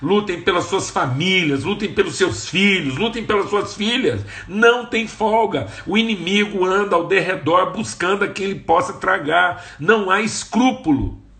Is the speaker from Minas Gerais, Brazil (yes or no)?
yes; Uberlândia, Minas Gerais, Brazil; de onde eu nasci, Uberlândia